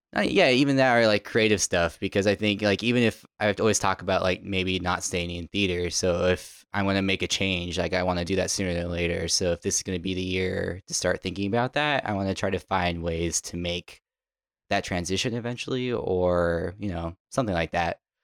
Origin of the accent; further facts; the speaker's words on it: Tucson, Arizona, United States; now in New York, United States; growing up in Tucson